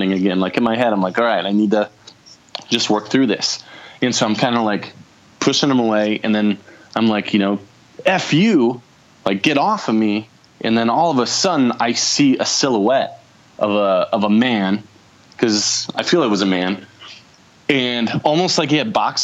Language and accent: English; South Dakota, United States; now in Las Vegas, United States; I grew up in South Dakota, and one of the houses I lived in there was really haunted